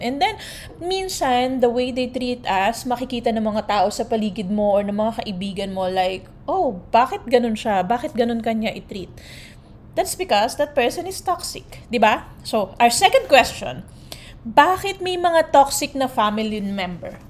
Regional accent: Philippines; now in United States; we Filipinos

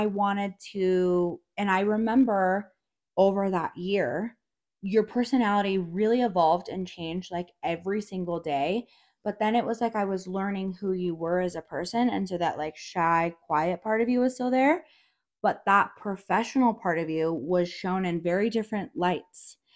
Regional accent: Durango, Colorado, United States; I'm from Durango, so I've been here

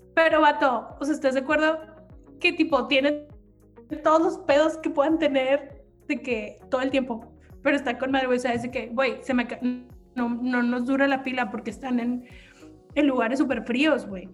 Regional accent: Mexico; Como mexicano

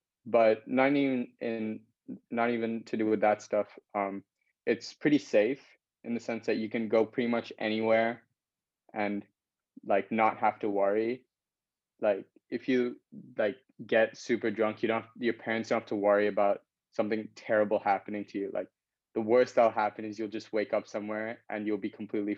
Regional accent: Singapore; And because I was born in Singapore and I lived here my whole life.

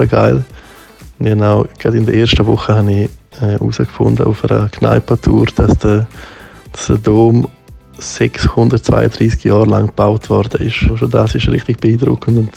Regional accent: Graubünden, Switzerland; now in Cologne, Germany; Ich bin als, als Bündner bin ich ja quasi, also ich bin zwar nicht in Chur aufgewachsen, aber halt neben Chur und darum ist Chur so, so mein Zuhause

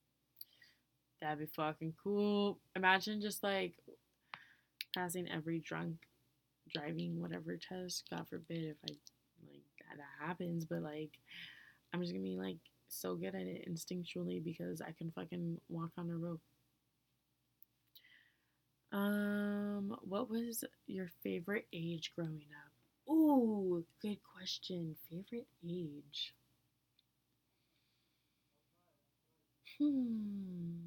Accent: United States; being an American, I stood out anyway

